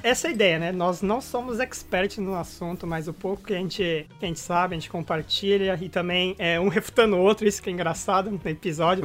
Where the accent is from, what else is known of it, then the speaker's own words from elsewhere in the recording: Brazil; now in Japan; nós somos brasileiros morando aqui no Japão